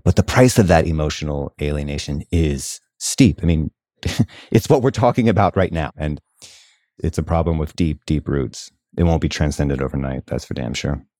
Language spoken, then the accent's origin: English; the South, United States; where I grew up in the South